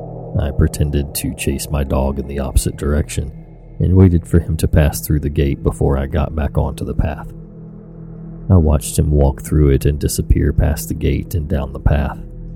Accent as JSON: {"language": "English", "region": "England", "country": "United Kingdom", "said": "I'm sure you can tell I'm from England."}